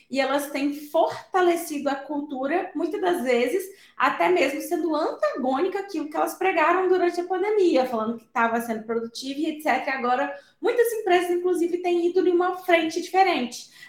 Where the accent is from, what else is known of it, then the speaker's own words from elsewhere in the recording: Viçosa, Minas Gerais, Brazil; sou mineira, natural de Viçosa, a terra do doce de leite